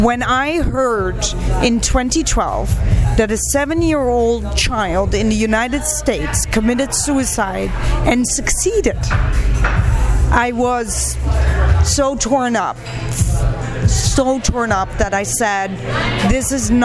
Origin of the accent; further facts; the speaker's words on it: Netherlands; also born or lived in Pakistan; I got adopted by Dutch folks, and yes, I speak Dutch fluently. I flew from Pakistan all the way to Holland with this new family